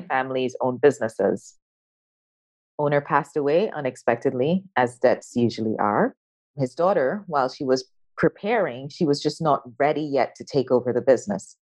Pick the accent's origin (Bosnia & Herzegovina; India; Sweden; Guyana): Guyana; moved away as an adult; also born or lived in United States; I was born in South America, a little country by the name of Guyana. That's where I was born, grew up, went to high school, but then I went to university in the US.